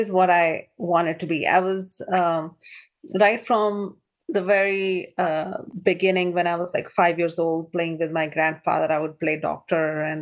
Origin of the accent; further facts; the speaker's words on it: New Delhi, India; moved away as an adult; also born or lived in Goa, India; now in Ohio, United States; I was born in New Delhi, India, or a small little town next to New Delhi, India.